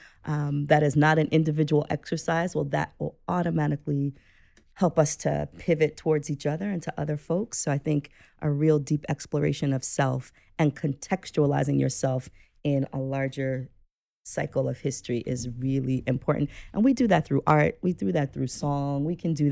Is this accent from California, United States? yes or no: no; New York City, New York, United States; I'm a person who was born and raised in New York City